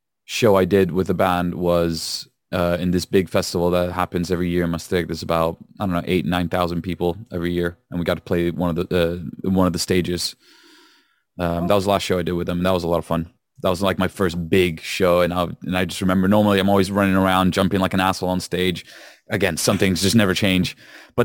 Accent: Rome, Lazio, Italy; moved away as an adult; now in Liverpool, United Kingdom; I'm from Rome initially

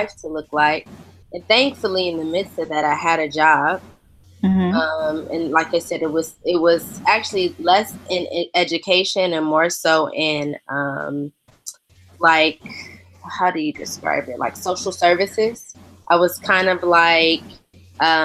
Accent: Detroit, Michigan, United States; moved away as an adult; also born or lived in Los Angeles; now in London, United Kingdom; I'm from Detroit, Michigan

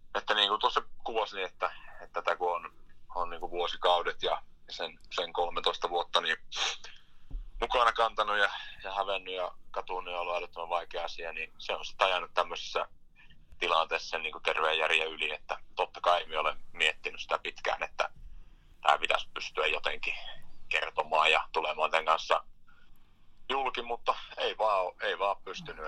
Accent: Inari, Lapland, Finland; lähin tänne Pohjois-Lappiin, Inaariin kotiseuduille

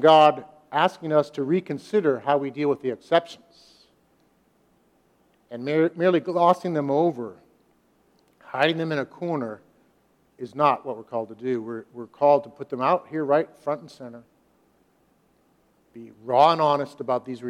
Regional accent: United States; us as American Christians

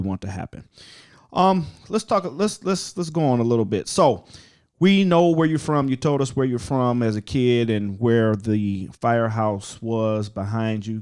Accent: Ohio, United States; moved away; I'm from Ohio originally

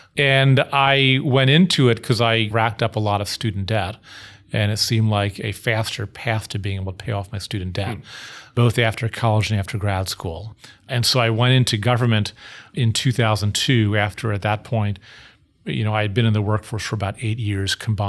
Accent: Bangkok, Thailand; moved away as an adult; also born or lived in Miami; now in Washington, D.C., United States; to Bangkok, Thailand, where I lived until I went to college. So I had a long stay in Miami, a long stay growing up in Bangkok, a few places in between that was done in pretty rapid order. And when I left Thailand, I came to Washington, D.C.

